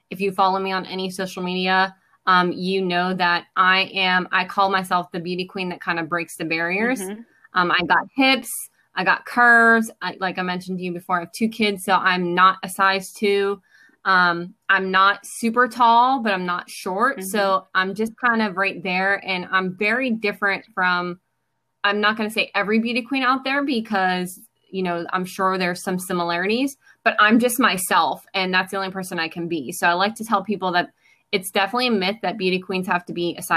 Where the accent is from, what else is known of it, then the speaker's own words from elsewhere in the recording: Pittsburgh, Pennsylvania, United States; I am born and raised in Pittsburgh, Pennsylvania.